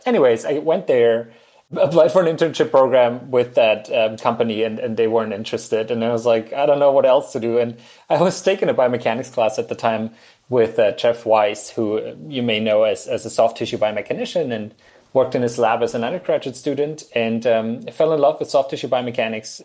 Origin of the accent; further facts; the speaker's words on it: Germany; moved away as an adult; also born or lived in Utah, United States; now in Austin, United States; I'm from Germany